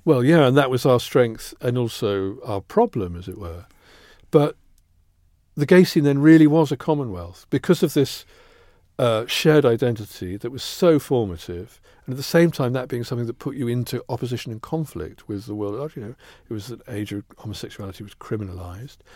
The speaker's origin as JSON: {"language": "English", "town": "Kettering", "region": "East Midlands", "country": "United Kingdom", "tie": "born or raised there", "also_born_or_lived": "Northampton", "said": "I was born in Northampton, grew up near Kettering"}